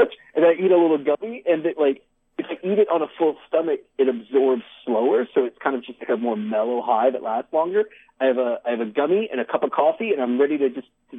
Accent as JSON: {"language": "English", "town": "Richmond", "region": "Virginia", "country": "United States", "tie": "born or raised there", "also_born_or_lived": "New York City", "moved": "as an adult", "lives_now": "Los Angeles, United States", "said": "Yeah, so I grew up in Virginia. I grew up in Richmond. And I was 18, I moved to New York. And I lived there for... New York City. I lived there for 11 years. And I moved out here in 2012."}